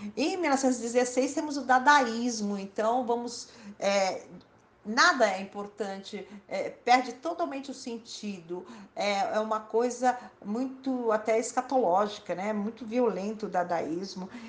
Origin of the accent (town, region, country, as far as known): Brazil